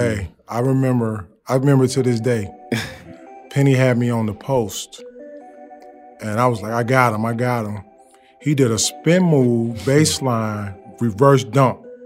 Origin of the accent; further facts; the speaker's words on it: Maywood, Illinois, United States; moved away as an adult; also born or lived in Phoenix; growing up in Maywood, you, you went to East because you wanted to be part of the best